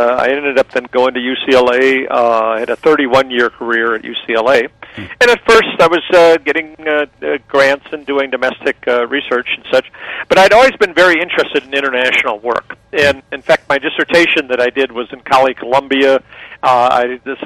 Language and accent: English; Germany; now in Los Angeles, United States; I was born originally in Germany, so I could probably, if I needed to, get by in Germany